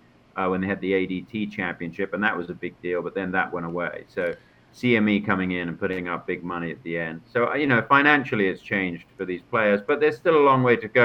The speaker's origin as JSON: {"language": "English", "region": "London area", "country": "United Kingdom", "tie": "born or raised there", "also_born_or_lived": "Macon, Georgia, United States / Orlando, United States", "said": "what I grew up on here in the London area."}